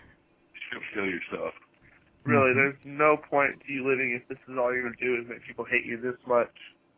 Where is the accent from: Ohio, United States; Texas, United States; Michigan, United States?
Texas, United States; We are also from Texas like you